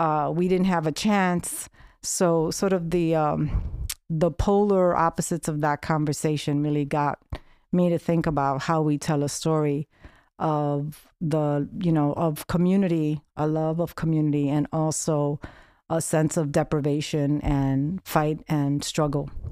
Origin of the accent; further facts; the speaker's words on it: New York City, New York, United States; growing up in the South Bronx